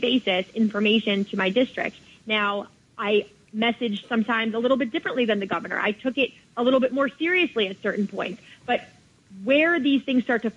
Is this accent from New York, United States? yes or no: yes; New York, United States; I am a New Yorker, born and raised, and also very proud of it.